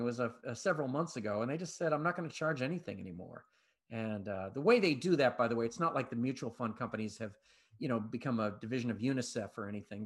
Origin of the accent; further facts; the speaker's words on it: Boston, Massachusetts, United States; moved away; I'm originally from Boston